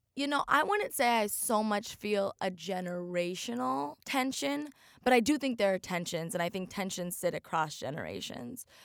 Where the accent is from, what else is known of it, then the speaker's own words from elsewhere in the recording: Oregon, United States; now in Miami, United States; I grew up in Oregon, a very, very white place